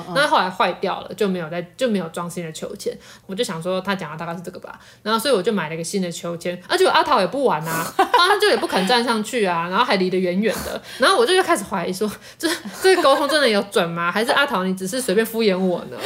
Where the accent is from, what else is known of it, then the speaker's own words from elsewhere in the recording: Taiwan; also born or lived in Tainan; 那我们台湾人就没有办法去沟通美国猫了嘛